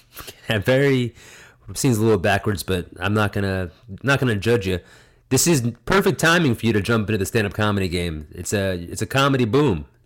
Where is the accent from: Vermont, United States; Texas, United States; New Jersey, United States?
New Jersey, United States; the town over from mine growing up in Jersey